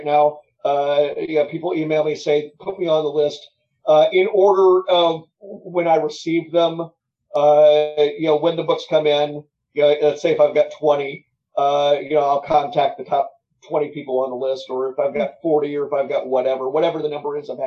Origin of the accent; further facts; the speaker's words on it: Memphis, Tennessee, United States; Memphis, again, that's my hometown